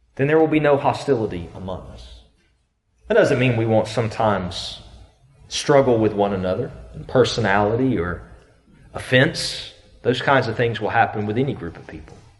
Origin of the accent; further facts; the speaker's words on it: the South, United States; many of us growing up in the South, we've always lived with the knowledge of God's love